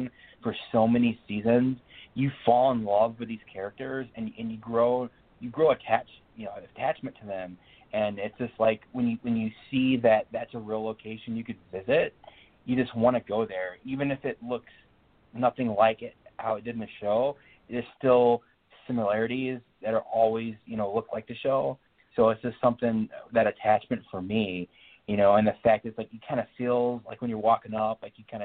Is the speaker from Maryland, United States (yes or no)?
no; Chicago, Illinois, United States; both of us growing up in the Chicagoland area